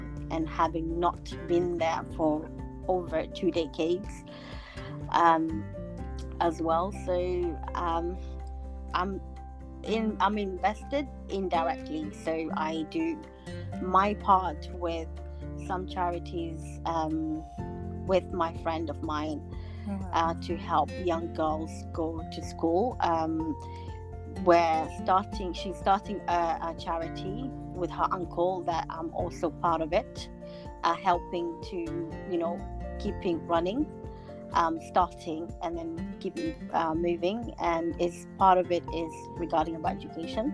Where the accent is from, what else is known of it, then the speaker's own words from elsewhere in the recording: Somalia; now in London, United Kingdom; I basically come from Africa. I was born in Somalia.